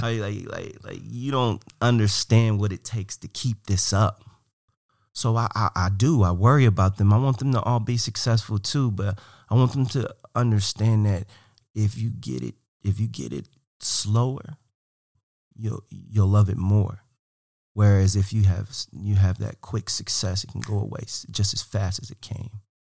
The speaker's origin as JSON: {"language": "English", "town": "Cleveland", "region": "Ohio", "country": "United States", "also_born_or_lived": "Portland", "moved": "as an adult", "said": "I'm from Cleveland. I love Cleveland. Cleveland's me. I'm, I'm Cleveland."}